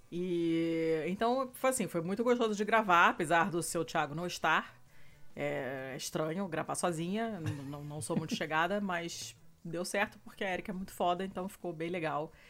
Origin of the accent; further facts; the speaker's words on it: Rio de Janeiro, Brazil; accent: carioca; moved away; quando eu tô falando com outros cariocas, o meu sotaque vai se intensificando.